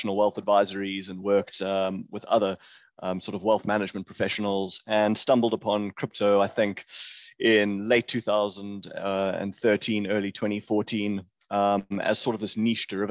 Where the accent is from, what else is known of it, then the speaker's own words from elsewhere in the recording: Johannesburg, Gauteng, South Africa; also born or lived in Cape Town, South Africa; I grew up in Johannesburg, which is sort of one of the main cities here in South Africa